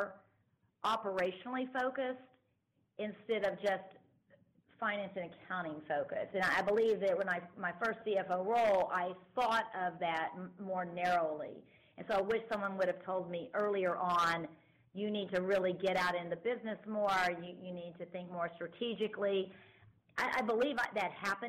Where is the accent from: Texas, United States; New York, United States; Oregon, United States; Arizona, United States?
Texas, United States; Dallas; now in Austin, United States; I'm from Texas originally, but from the Dallas area